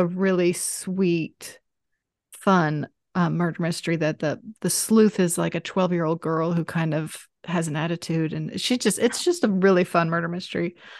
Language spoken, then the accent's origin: English; Atlanta, Georgia, United States; moved away as an adult; I grew up here too, so we're both from Atlanta.